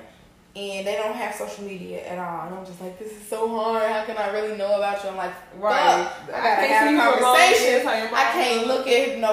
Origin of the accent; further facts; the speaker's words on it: Chicago, Illinois, United States; I'm from the West Side